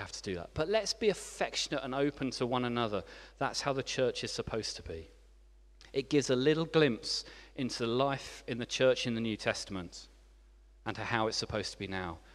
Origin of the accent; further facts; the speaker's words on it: England, United Kingdom; moved away as an adult; also born or lived in France; as an English person who had just arrived